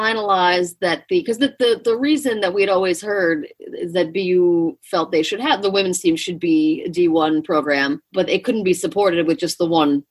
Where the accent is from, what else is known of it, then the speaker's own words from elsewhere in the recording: Long Island, New York, United States; I'm from Long Island